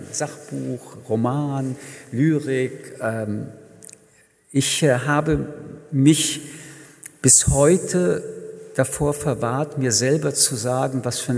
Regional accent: Paris, Île-de-France, France; Ich komme, wie gesagt, aus Paris

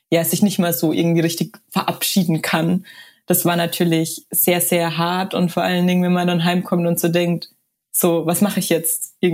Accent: Tyrol, Austria; in denen ich eben Hochfügen als ja Freeride-Paradies von meinem Heimatort aus bewerbe.

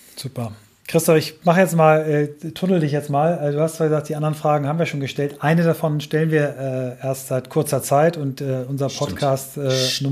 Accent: Kiel, Schleswig-Holstein, Germany; aus meiner Heimatstadt Kiel

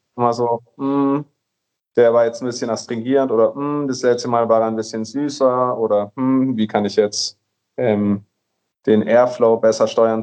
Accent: Nuremberg, Bavaria, Germany; moved away as an adult; also born or lived in Vienna, Austria; now in Colombia; ich komme aus Nürnberg, ähm, habe in Wien studiert, in Österreich

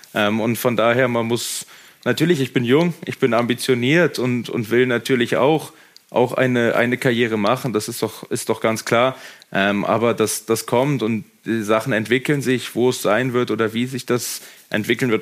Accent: Germany; now in Austria; ich bin, ich bin Deutscher

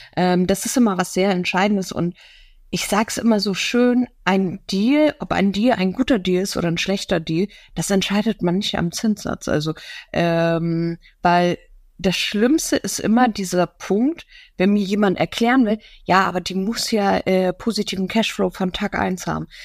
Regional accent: Hamburg, Germany; als Hamburger Dern

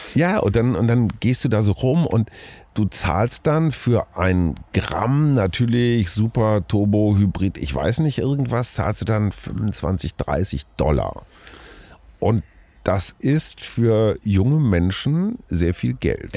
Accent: Münster, North Rhine-Westphalia, Germany; now in Berlin, Germany; ich bin hier in Münster aufgewachsen, sehr dicht an der holländischen Grenze.

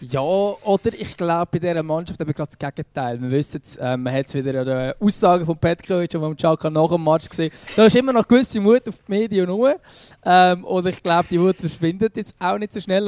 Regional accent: Switzerland; now in Lucerne, Switzerland; als Schweizer

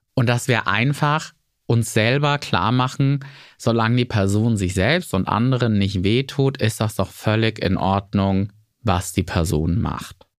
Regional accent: rural Bavaria, Germany; accent: Lower Franconian dialect; Zu der Zeit auf dem bayerischen Land, wo ich groß geworden bin

